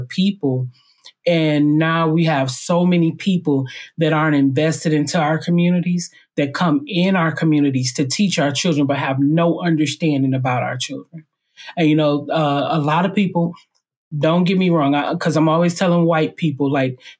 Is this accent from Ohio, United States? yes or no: no; Highland Park, Michigan, United States; I was raised in Highland Park, which is a little donut hole in the middle of Detroit